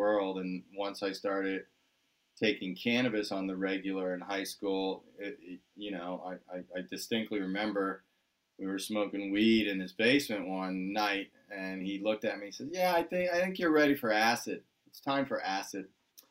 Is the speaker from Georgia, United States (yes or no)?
no; Washington, District of Columbia, United States; moved away as an adult; also born or lived in Southern California; We grew up on the East Coast in the Washington, D.C. area